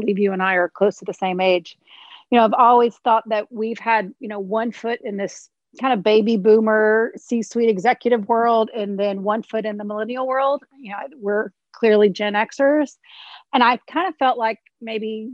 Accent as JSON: {"language": "English", "town": "Houston", "region": "Texas", "country": "United States", "tie": "born or raised there", "said": "I grew up in the Garden Oaks, Oak Forest area, as you know, born and raised, been here almost 42 years on and off"}